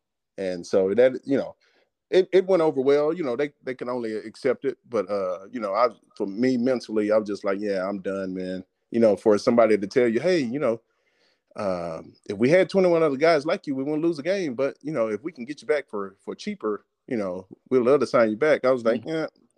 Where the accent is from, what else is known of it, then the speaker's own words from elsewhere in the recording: Terrell, Texas, United States; moved away as an adult; also born or lived in Arkansas / Denver / Detroit; born and raised in Terrell, Texas.